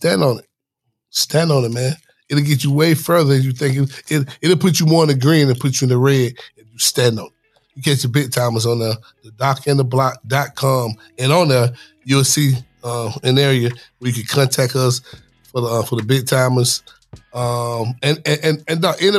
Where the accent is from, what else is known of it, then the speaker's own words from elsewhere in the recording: United States; also born or lived in Watts, Los Angeles, California; Y'all know I'm from Kirkwood. I was raised in Kirkwood. I was raised in Watts, L.A.